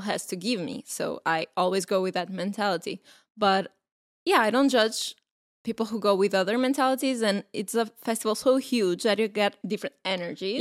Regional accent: Portugal; we are from Portugal

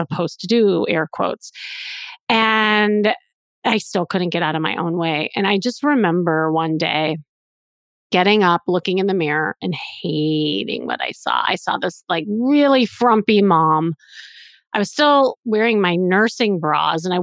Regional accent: Chicago, Illinois, United States; I am from Chicago and I had this kind of traditional life.

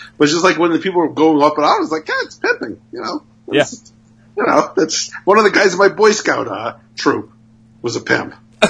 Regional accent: Oakland, California, United States; also born or lived in Berkeley, California; I grew up in Oakland, California, Berkeley, California, in the East Bay in the 80s.

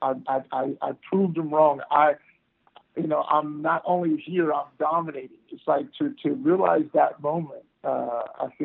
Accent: Texas, United States; growing up in Texas

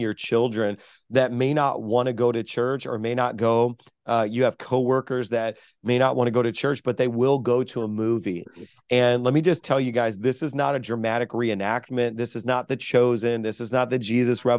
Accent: Chicago, Illinois, United States; now in New York, United States; I was raised in South Chicago

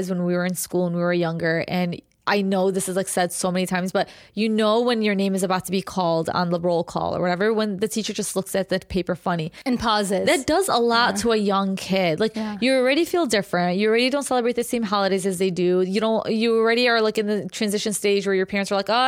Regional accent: United States; technically you and I were born here

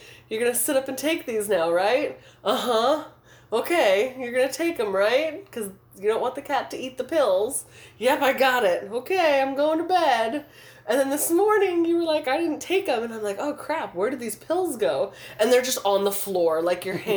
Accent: California, United States; I'm from California

